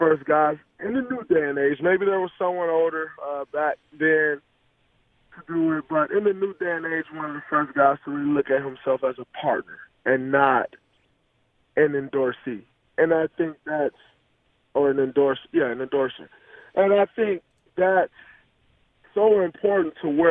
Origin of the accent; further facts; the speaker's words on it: Michigan, United States; I'm obviously from Michigan and well connected to Michigan